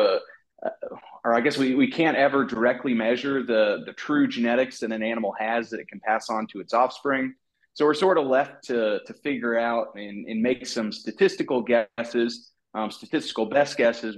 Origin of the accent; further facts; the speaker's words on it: Southwest Iowa, United States; moved away as an adult; also born or lived in Missouri; now in Tennessee, United States; I grew up in Southwest Iowa